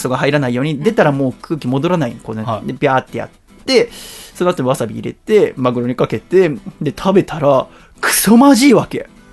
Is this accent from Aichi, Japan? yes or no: no; Yokohama, Kanagawa, Japan; 横浜の私の実家